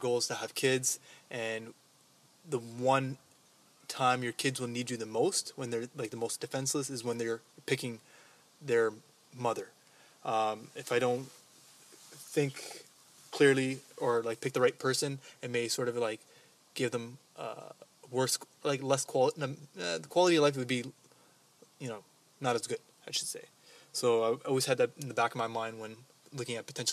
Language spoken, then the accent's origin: English; Djibouti; now in Canada; from Djibouti, but currently living in Canada